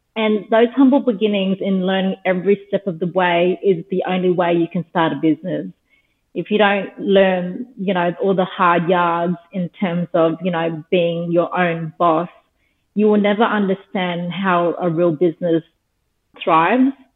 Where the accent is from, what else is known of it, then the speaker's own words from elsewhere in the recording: Darwin, Northern Territory, Australia; now in Sydney, Australia; I was born and raised in Darwin, the Northern Territory